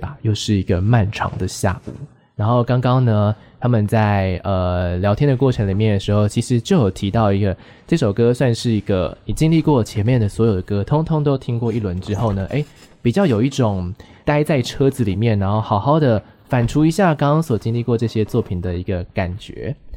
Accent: Taichung, Taiwan; now in Taipei, Taiwan; 我是台中人

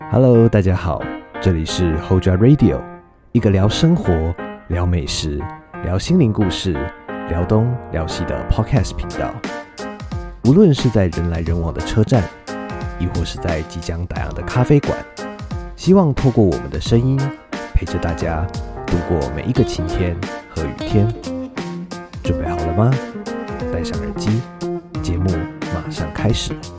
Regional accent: Tainan, Taiwan; 我是台南人嘛， 我们在台南很常有那种牛肉汤

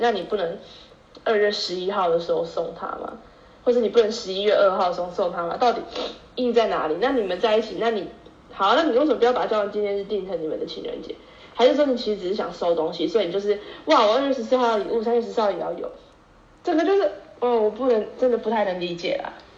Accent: Tainan, Taiwan; moved away as an adult; now in Taipei, Taiwan; 身为台南人，就是被飘到台北读书的这段时间

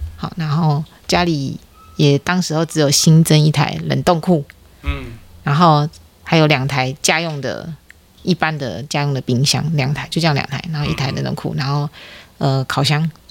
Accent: Taiwan; 不太是我们台湾人的文化

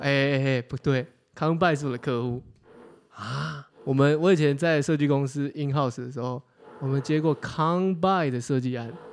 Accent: Taiwan; 我们是台湾人

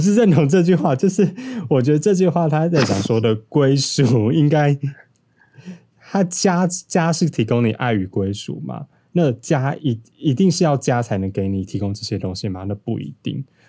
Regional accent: Taipei, Taiwan; 因为我本身就是都市人， 超级完整的天龙人。那我从小在都市长大

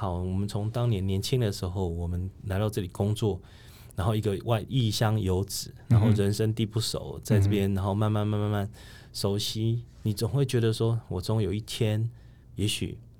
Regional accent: Kaohsiung, Taiwan; 那我也不瞒各位讲说，其实我是高雄人，嗯哼。我的我我我是高雄出生，高雄长大，嗯哼。然后当然到北部读书，在北部工作。

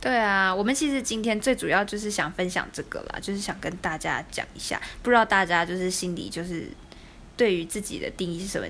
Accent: Taiwan; 我从台湾来

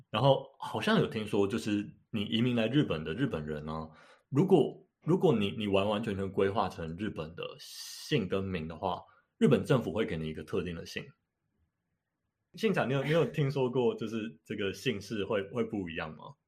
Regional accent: Taiwan; 我是纯的台湾人

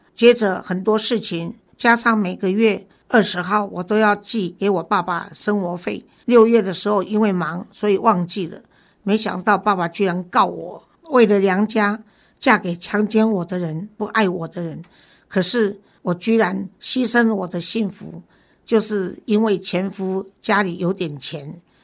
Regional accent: Taiwan; 身为台湾人

